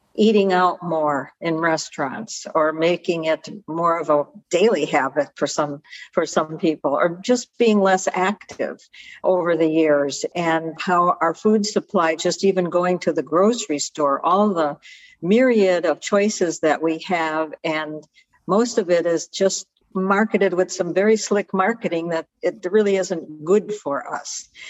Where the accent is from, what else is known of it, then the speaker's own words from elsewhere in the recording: Chicago, Illinois, United States; also born or lived in Naples, Italy (family origin); I'm hailing from Chicago.